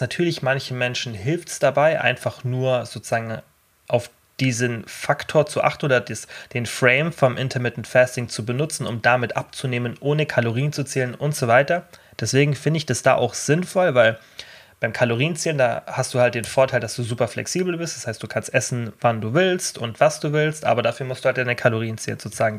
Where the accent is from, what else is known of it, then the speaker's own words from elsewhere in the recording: Germany; als Deutscher